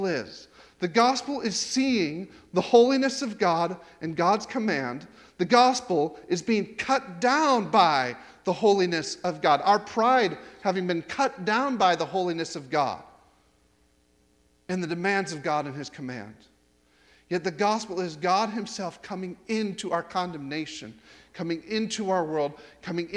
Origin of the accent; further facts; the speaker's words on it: United States; moved away; I'm an American